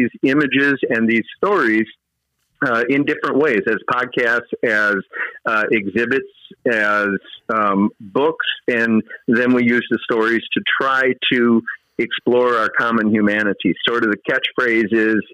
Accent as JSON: {"language": "English", "region": "Wisconsin", "country": "United States", "tie": "born or raised there", "also_born_or_lived": "Twin Cities, Minnesota", "moved": "as an adult", "said": "I grew up in Wisconsin"}